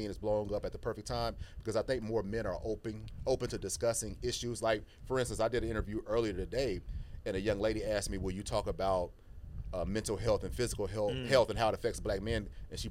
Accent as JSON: {"language": "English", "town": "Houston", "region": "Texas", "country": "United States", "tie": "born or raised there", "said": "Born and raised in Houston, Texas."}